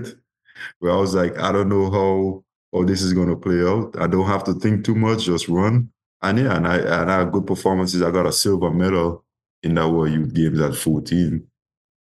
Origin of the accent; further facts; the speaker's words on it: Grenada; my first year in my hometown club called Speed Zone. That was my club in Guelph